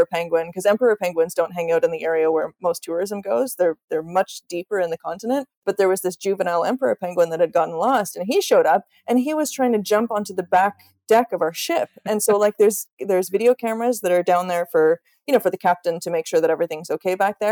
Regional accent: Canada; now in Sweden; I live in the middle of the Swedish countryside, which is kind of random because I'm Canadian

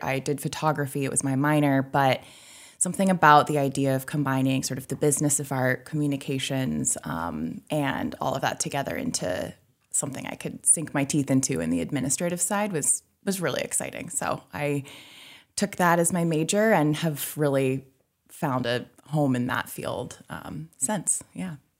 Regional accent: Midcoast Maine, United States; moved away as an adult; also born or lived in Boston / New York / Portland, Maine; I grew up in the Midcoast, so now I'm in Portland

